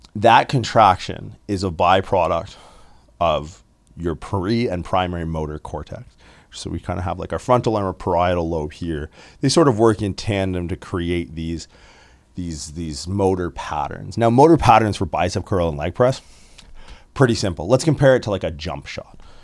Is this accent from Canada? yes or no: yes; Windsor, Ontario, Canada; I grew up in Windsor, Ontario